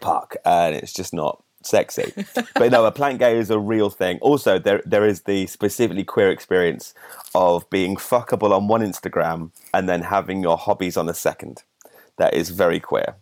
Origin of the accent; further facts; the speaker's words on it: Solihull, West Midlands, United Kingdom; I'm from Sally Hall in the West Midlands, just south of Birmingham